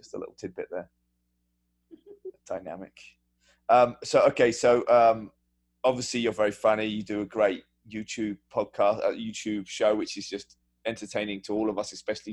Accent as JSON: {"language": "English", "country": "United Kingdom", "also_born_or_lived": "New York / California", "moved": "yes", "lives_now": "United States", "said": "being a British person"}